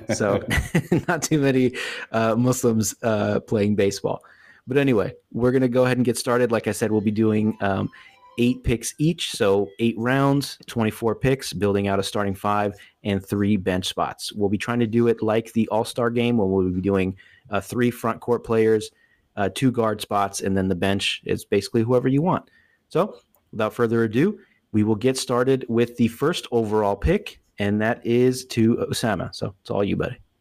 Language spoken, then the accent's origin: English; the Bay Area, California, United States; growing up in the Bay